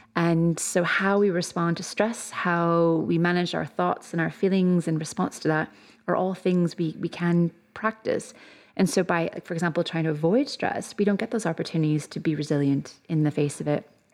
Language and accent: English; Canada; moved away as an adult; now in Birmingham, United Kingdom; if you can probably tell from my accent, I'm not originally from here. I'm Canadian